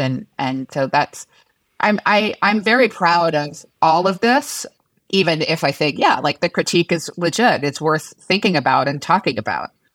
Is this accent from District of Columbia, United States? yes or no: yes; Washington, District of Columbia, United States; grew up in Washington, D C